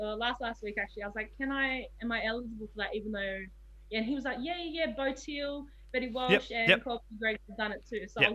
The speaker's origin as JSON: {"language": "English", "town": "Sydney", "region": "New South Wales", "country": "Australia", "tie": "born there", "said": "So I was born in Sydney, and that's my reason."}